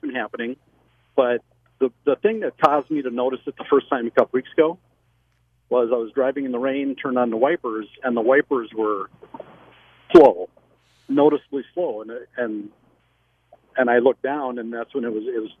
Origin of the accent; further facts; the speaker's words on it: Omaha, Nebraska, United States; I'm actually from Omaha.